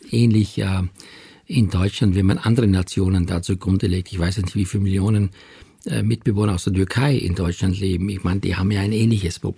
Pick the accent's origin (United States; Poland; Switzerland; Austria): Austria; Ich finde, ich bin stolz, Österreicher zu sein.